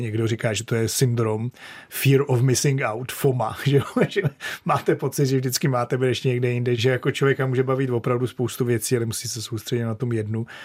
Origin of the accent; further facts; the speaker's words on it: Czechia; moved away as an adult; also born or lived in Maine, United States; jsme jako Češi